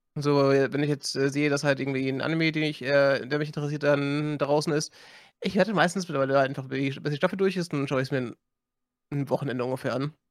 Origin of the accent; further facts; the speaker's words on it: Germany; bei uns in Deutschland